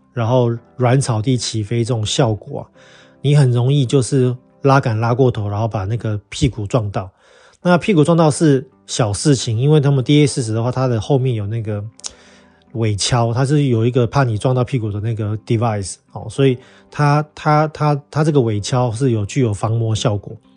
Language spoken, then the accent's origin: Chinese; Taiwan; now in Turkey; 你知道我们台湾人要进度拜比较麻烦，需要签证